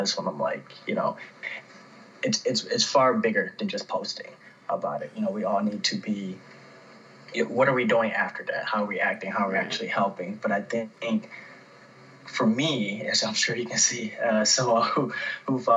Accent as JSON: {"language": "English", "town": "Detroit", "region": "Michigan", "country": "United States", "tie": "born or raised there", "also_born_or_lived": "Fraser, Michigan", "moved": "yes", "lives_now": "Phoenix, United States", "said": "I am originally from Detroit."}